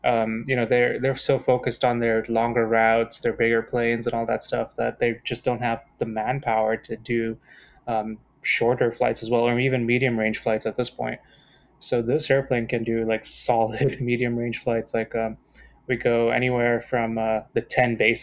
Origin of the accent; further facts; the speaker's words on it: Sint Maarten; moved away; growing up on Sint Maarten